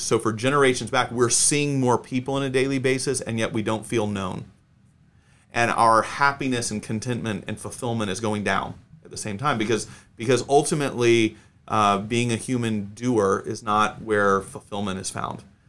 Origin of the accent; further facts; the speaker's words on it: Atlanta, Georgia, United States; now in Texas, United States; I grew up in Atlanta.